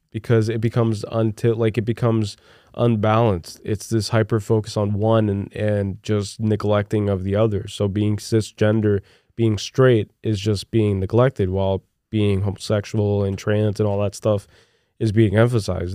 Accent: Brazil; moved away; during my formative years growing up in Brazil

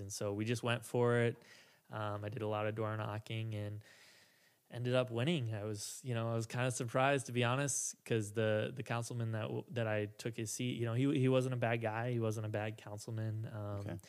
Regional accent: Minneapolis, Minnesota, United States; also born or lived in Blaine, Minnesota; I actually grew up in North Minneapolis

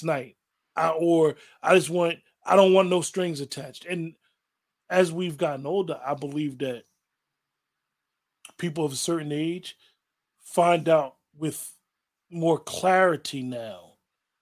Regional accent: Northeast, United States; we're from the Northeast, a male will be like, how you doing, ma?

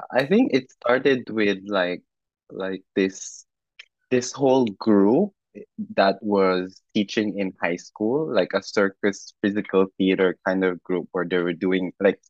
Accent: Macau; moved away as an adult; now in Taiwan; I am born and raised in Macau by a full-bred Filipino. And then currently based in Taiwan.

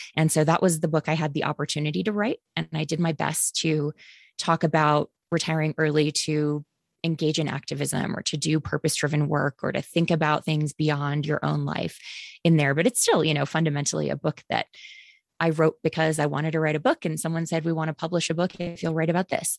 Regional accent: Green Bay, Wisconsin, United States; moved away; also born or lived in the South (US); I grew up, uh, mostly in Green Bay, Wisconsin, a wonderfully polluted paper mill town

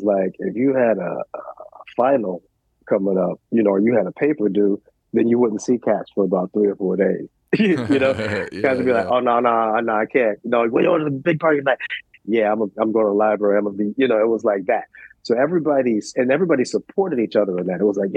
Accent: New York City, New York, United States; I grew up in New York. We grew up in the West Village

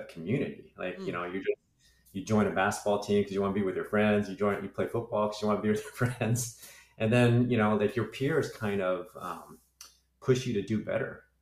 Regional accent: Lompoc, California, United States; growing up in Lompoc. It's a small community

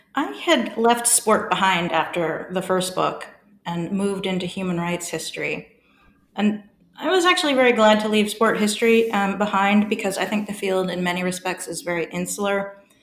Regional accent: San Francisco, California, United States; moved away as an adult; also born or lived in Melbourne, Australia; now in Durham, United Kingdom; I grew up in the fabulous city of San Francisco

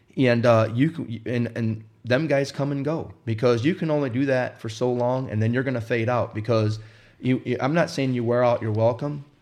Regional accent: Wisconsin, United States; also born or lived in Indiana; I grew up in Wisconsin, or I was born in Indiana, and we moved to Wisconsin when I was five years old

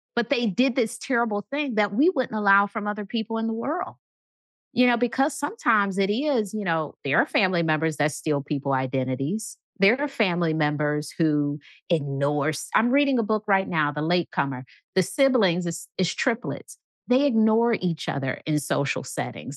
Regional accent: Midwest, United States; I'm from the Midwest, so I say movies

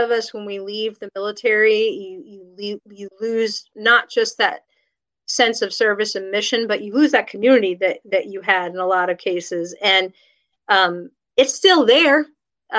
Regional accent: New York, United States; moved away as an adult; also born or lived in Berkeley, California / Lawton, Oklahoma; I grew up in New York

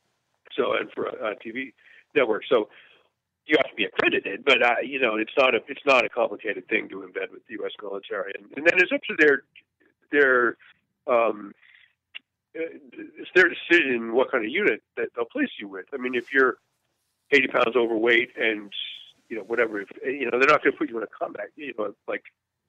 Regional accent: United States; I grew up here in Vietnam when the military's reputation was pretty complicated in this country.

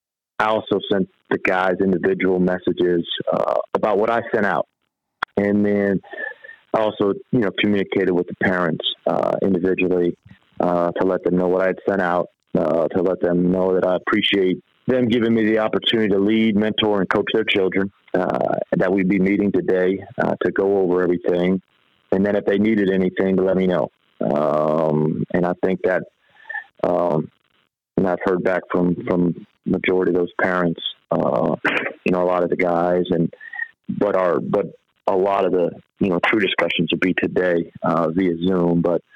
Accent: Virginia, United States; also born or lived in Georgia, United States; I grew up in Northern Virginia, you know, right outside D.C., and so that was really good for me growing up there. Then I moved to high school in Georgia, North Georgia

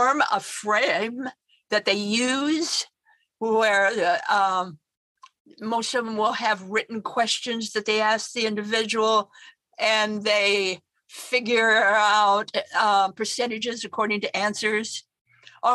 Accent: Idaho, United States; moved away as an adult; also born or lived in Denver / Washington, D.C.; I'm a Westerner. I mean, I come from Idaho

